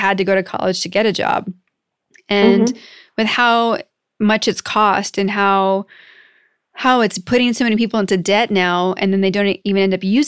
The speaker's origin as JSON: {"language": "English", "region": "Northeast US", "country": "United States", "tie": "born or raised there", "also_born_or_lived": "Massachusetts / Pennsylvania", "moved": "yes", "lives_now": "California, United States", "said": "I grew up in the Northeast, in Massachusetts mm-hmm. and Pennsylvania"}